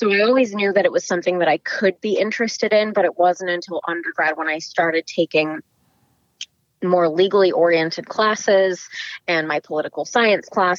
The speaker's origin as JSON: {"language": "English", "area": "the Bay Area, the Peninsula", "region": "California", "country": "United States", "tie": "born or raised there", "said": "I am from the Bay Area, so more specifically the peninsula, born and raised"}